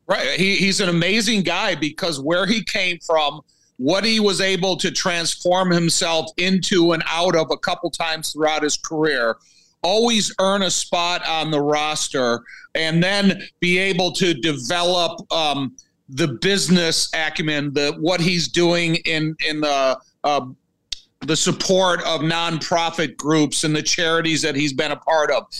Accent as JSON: {"language": "English", "town": "Joliet", "region": "Illinois", "country": "United States", "tie": "born or raised there", "said": "I'm born and raised in Joliet, I've been here my whole life"}